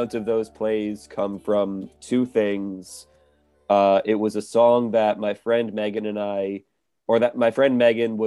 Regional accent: New York, United States; I grew up watching TV in New York

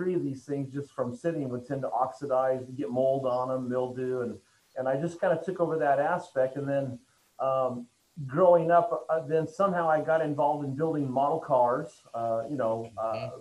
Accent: Oregon, United States; I'm originally from Oregon

